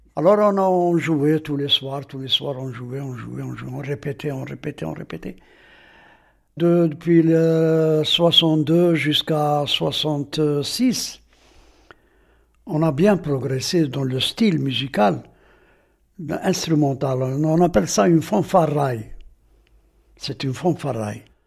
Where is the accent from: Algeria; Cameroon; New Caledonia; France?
Algeria; Aïn Témouchent, Aïn Témouchent Province; Je suis né ici à Temouchent et j'ai grandi ici à Temouchent jusqu'à maintenant, jusqu'à l'heure actuelle.